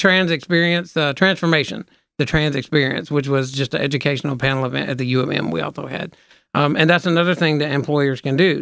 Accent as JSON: {"language": "English", "town": "Memphis", "region": "Tennessee", "country": "United States", "said": "we're from Memphis, not Tennessee"}